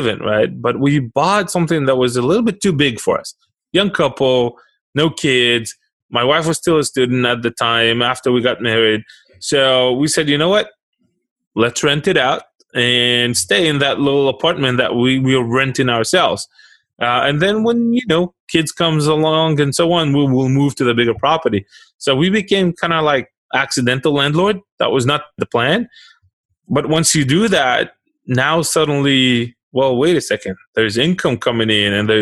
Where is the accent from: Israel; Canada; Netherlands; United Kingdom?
Israel; moved away as an adult; now in United States; I was born and raised in Israel